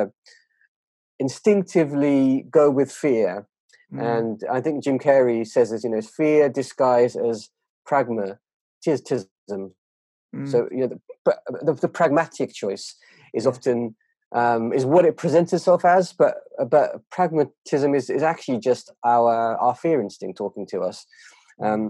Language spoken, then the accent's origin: English; United Kingdom; as a British Asian, that culture is incredibly fierce